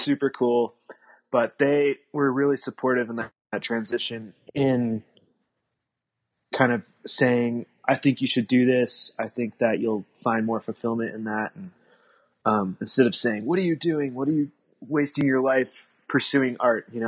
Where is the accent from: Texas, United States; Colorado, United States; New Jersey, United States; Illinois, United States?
Colorado, United States; I grew up in Colorado